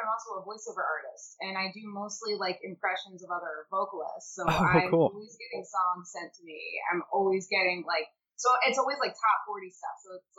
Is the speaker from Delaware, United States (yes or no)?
yes; Delaware, United States; moved away as an adult; now in Philadelphia, United States; So like, I'm from Delaware. I was born and raised in Delaware, and then I came to Philly for college.